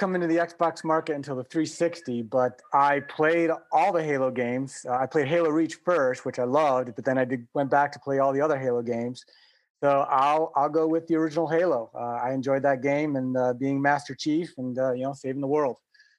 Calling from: Charlottesville, Virginia, United States; I'm calling you from Charlottesville, Virginia, third location in just as many weeks.

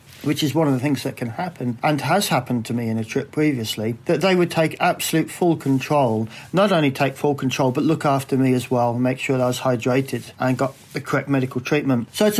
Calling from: Lyttelton, Canterbury, New Zealand; I'm calling from Lyttelton, down in South Island. And I live fairly close to the sea. I've got a view from the house over the harbour.

